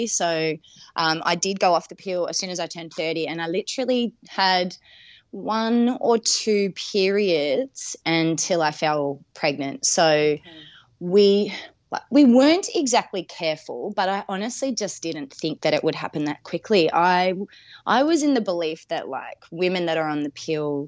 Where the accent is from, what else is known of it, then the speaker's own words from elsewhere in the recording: Melbourne, Victoria, Australia; moved away as an adult; now in Adelaide, Australia; I'm originally from Melbourne, however, I moved over here in between the 2 years of the harsh Melbourne